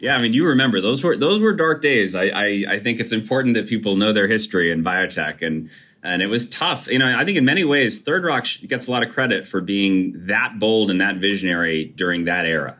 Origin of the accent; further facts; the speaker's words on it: Brookfield, Connecticut, United States; I grew up in Brookfield, Connecticut